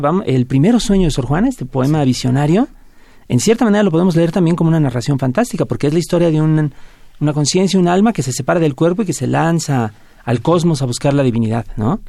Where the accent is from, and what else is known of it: Mexico